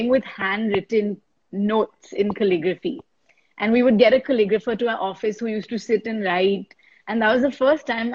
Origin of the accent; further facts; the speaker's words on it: India; I was a girl from India